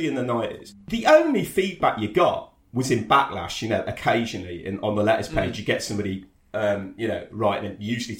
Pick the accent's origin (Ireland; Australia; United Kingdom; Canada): United Kingdom; Coventry, West Midlands; also born or lived in York; I was a kid in Cov